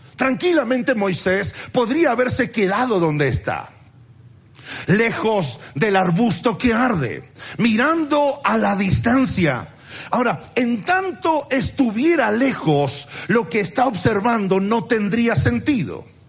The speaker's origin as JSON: {"language": "Spanish", "country": "Argentina", "said": "soy argentino"}